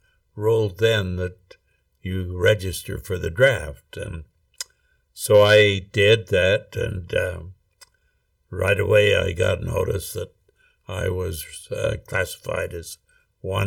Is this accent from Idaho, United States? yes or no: yes; Rexburg, Idaho, United States; I grew up in Rexburg, Idaho, actually out in Hibbard, which is 4 miles out of Rexburg.